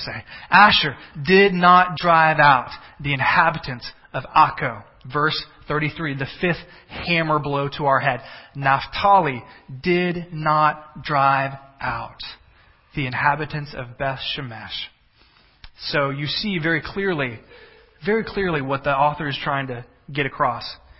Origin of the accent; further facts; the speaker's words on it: the South, United States; I'm a Southerner